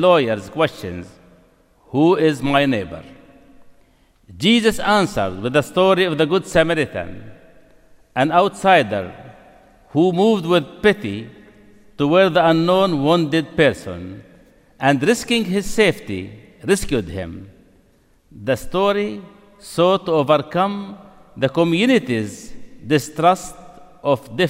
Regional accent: Nablus, West Bank, Palestine; Nablus, my hometown

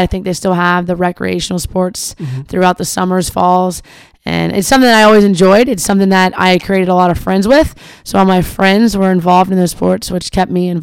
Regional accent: Parkersburg, West Virginia, United States; I'm actually from Parkersburg, West Virginia. My parents are from there

